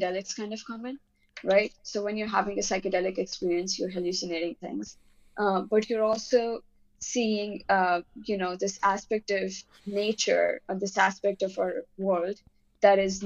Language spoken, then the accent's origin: English; India; I'm Indian